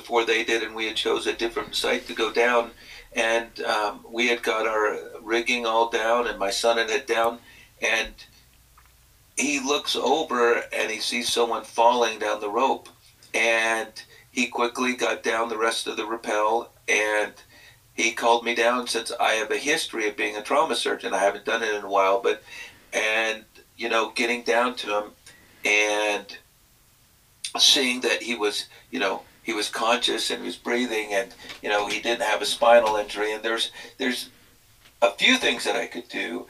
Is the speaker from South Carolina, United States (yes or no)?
no; Texas, United States; moved away; I grew up in Texas where there's limited outdoors